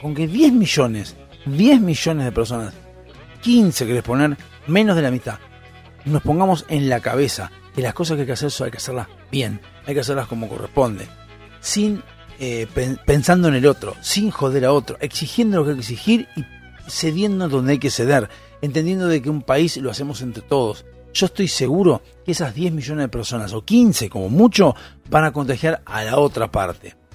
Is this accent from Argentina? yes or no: yes; Argentina; lo que tenemos que entender como argentinos